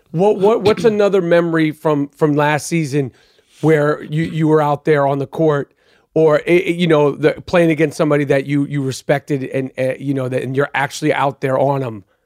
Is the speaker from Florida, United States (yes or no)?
no; New York, United States; I'm from New York